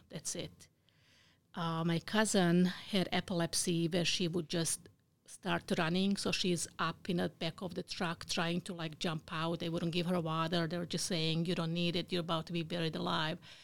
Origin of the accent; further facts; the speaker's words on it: Bosnia & Herzegovina; English is a second language; now in United States; I was born in Bosnia. It used to be Yugoslavia before the war.